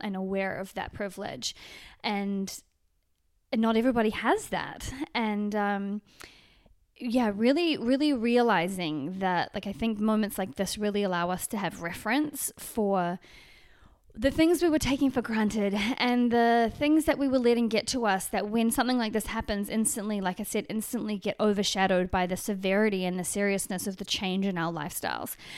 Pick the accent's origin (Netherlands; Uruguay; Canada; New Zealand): New Zealand; now in Los Angeles, United States; back into New Zealand, which is my home country from Los Angeles, which is my, kind of my current home.